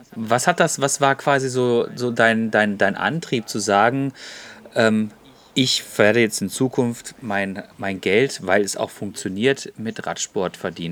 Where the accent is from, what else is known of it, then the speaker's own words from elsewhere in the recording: Freiburg, Baden-Württemberg, Germany; ich bin nämlich gebürtiger Freiburger.